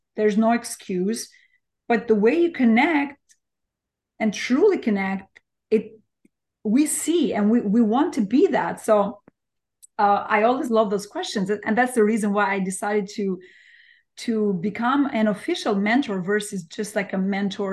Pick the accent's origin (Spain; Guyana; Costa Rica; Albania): Albania; English is a second language; moved away as an adult; now in New York, United States; I'm from Albania. Like, I was born and raised in Albania. I moved to New York over 20 years ago.